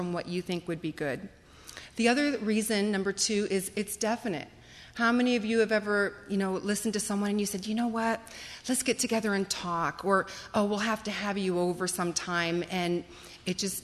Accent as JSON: {"language": "English", "town": "Akron", "region": "Ohio", "country": "United States", "tie": "born or raised there", "said": "growing up in the Akron area"}